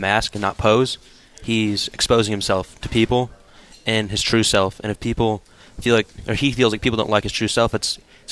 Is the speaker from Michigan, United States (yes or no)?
yes; Michigan, United States; I'm from Michigan